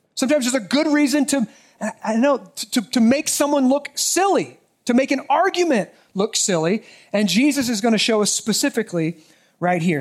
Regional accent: United States; as American citizens

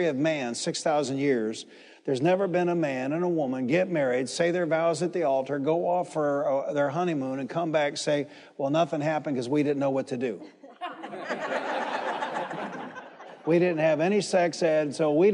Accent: Detroit, Michigan, United States; the church I grew up in Detroit, Michigan.

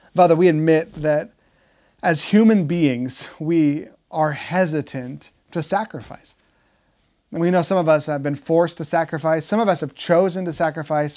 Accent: United States; Americans love freedom, don't we? That's, that's like our thing. We are the land of the free.

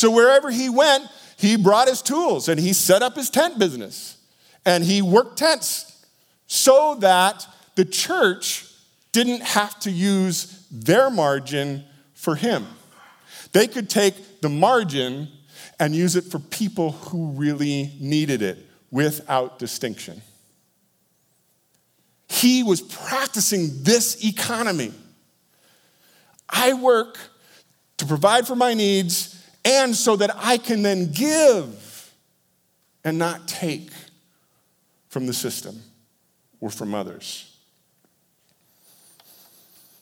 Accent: Iowa, United States; born to my parents in Iowa.

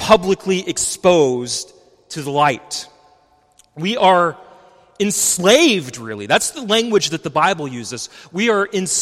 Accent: West Texas, United States; I grew up in West Texas, not far from Carlsbad, New Mexico

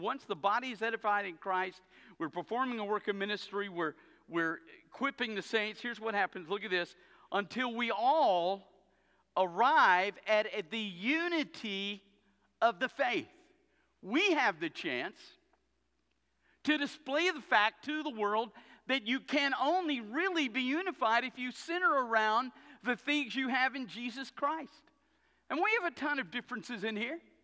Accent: the South, United States; I grew up in the South. I grew up as a kid

